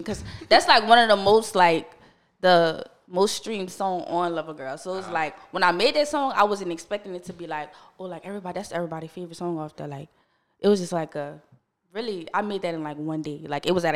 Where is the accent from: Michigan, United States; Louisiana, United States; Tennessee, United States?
Louisiana, United States; West Bank, New Orleans area; I'm from the West Bank. Mm-hmm. So, it's like around, like, Woodmere, Harvey, that area. Mm-hmm. I grew up over there, like, my whole life